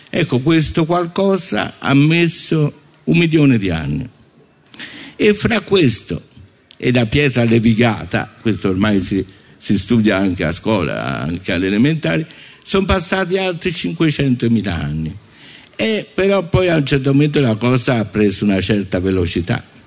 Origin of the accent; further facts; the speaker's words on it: Italy; io non fossi cresciuto in Italia